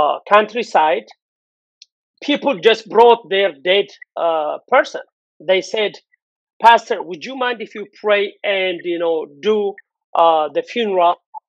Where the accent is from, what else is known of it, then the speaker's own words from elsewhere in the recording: Addis Ababa, Ethiopia; moved away; born and raised in Addis